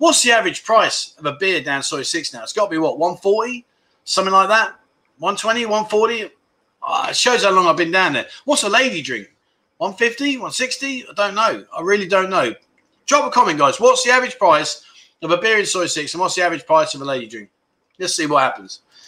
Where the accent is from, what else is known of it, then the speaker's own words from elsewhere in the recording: Melbourne, Victoria, Australia; Where are we? I'm from Melbourne, the nanny state.